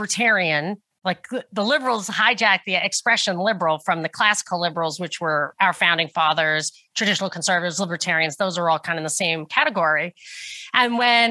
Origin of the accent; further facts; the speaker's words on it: New York, United States; moved away as an adult; also born or lived in Atlanta, Georgia / Texas; I grew up in New York